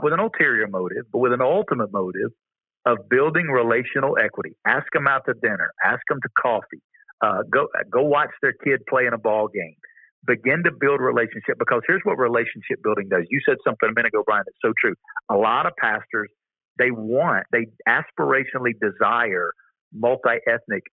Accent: the Bible Belt, United States; I grew up in the Bible Belt.

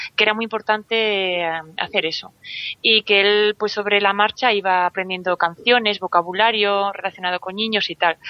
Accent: Vitoria, Basque Country, Spain; moved away as an adult; now in Santander, Spain; nací en Vitoria, eh, llevo viviendo fuera de Vitoria unos cuantos años, he estado también en extranjero, ahora estoy en Santander.

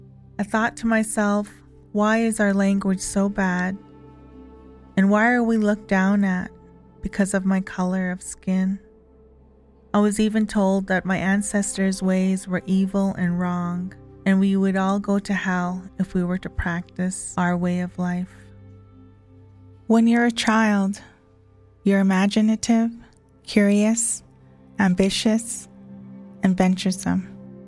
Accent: Kainai First Nation, Alberta, Canada; I am from Ghana, First Nation, Alberta. I am a residential school survivor

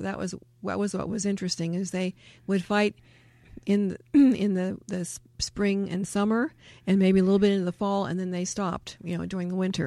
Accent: United States; growing up in America

